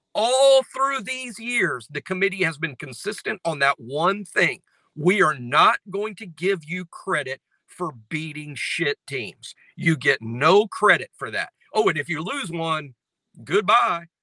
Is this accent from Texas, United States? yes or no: no; Mobile, Alabama, United States; I'm from here and I'm a South Alabama fan. Growing up in Mobile, I've been watching South Alabama sports my whole life.